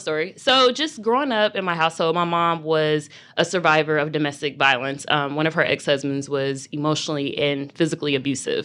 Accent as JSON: {"language": "English", "town": "Louisville", "region": "Kentucky", "country": "United States", "tie": "born or raised there", "also_born_or_lived": "Indiana", "moved": "as an adult", "lives_now": "Charlotte, United States", "said": "I'm originally from Louisville, Kentucky"}